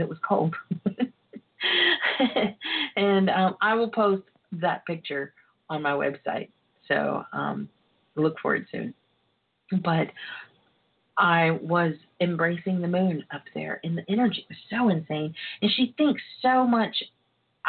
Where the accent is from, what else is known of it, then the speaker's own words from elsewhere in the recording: Texas, United States; I am from Texas